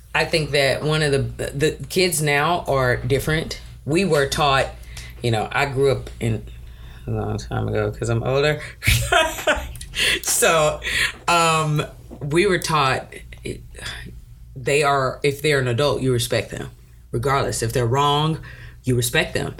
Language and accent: English; Brazoria County, Texas, United States; also born or lived in South Houston, Texas; when I was a little girl, we moved south of Houston to Brazoria County. So I grew up in Brazoria County.